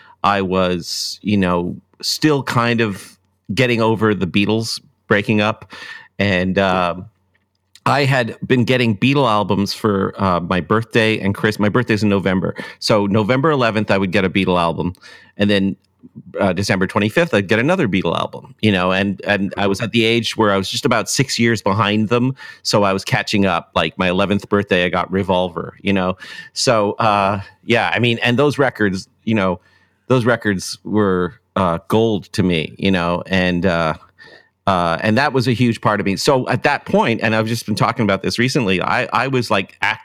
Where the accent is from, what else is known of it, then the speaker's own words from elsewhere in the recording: Toronto, Ontario, Canada; also born or lived in Scarborough, Toronto; I was born in North York on the border of East York